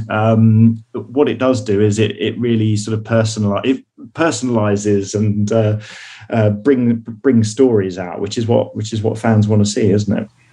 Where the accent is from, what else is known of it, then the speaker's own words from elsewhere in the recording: United Kingdom; I'm British.